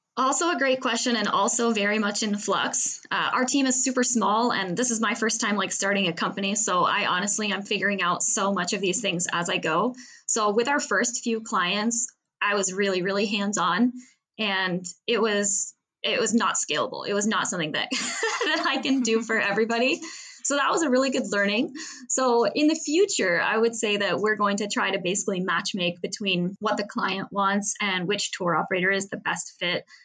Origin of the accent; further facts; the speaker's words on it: Seattle, Washington, United States; moved away as an adult; now in Paris, France; I'm from Seattle